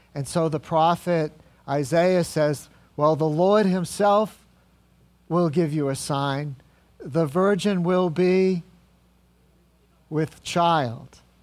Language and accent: English; New England, United States; I grew up in New England and I know New Englanders pretty well.